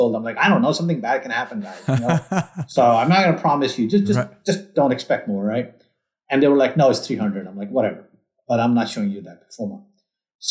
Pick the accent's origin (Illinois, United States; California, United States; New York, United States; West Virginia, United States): New York, United States; moved away as an adult; now in Texas, United States; I'm from New York